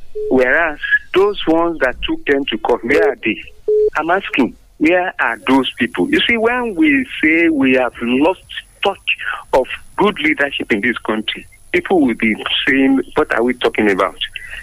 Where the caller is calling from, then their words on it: Abuja, Federal Capital Territory, Nigeria; from Abuja.